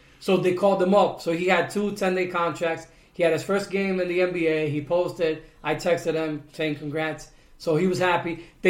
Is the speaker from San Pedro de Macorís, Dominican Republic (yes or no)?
no; Santiago de los Caballeros, Santiago, Dominican Republic; Because I'm from Santiago.